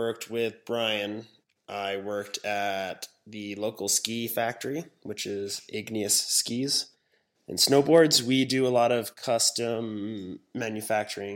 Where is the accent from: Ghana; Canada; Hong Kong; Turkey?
Hong Kong; moved away; also born or lived in Wyoming, United States; I was born in Hong Kong. I was raised there for years